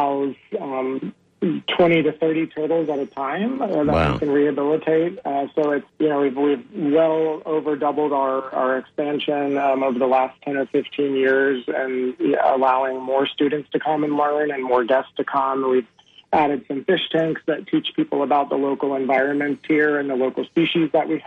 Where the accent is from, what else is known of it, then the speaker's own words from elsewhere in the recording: Memphis, Tennessee, United States; now in Juno Beach, United States; I grew up in Memphis, so we were kind of landlocked for the most part